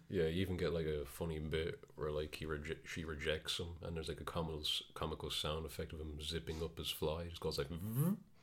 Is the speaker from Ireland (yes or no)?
yes; Ireland; we're Irish